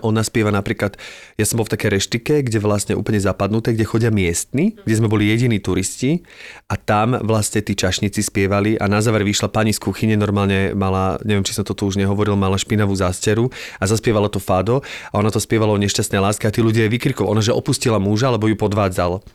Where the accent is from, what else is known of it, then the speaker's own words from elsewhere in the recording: Zlaté Moravce, Nitra Region, Slovakia; ja som zo Zlatý Moravec, nie som Bratislavčan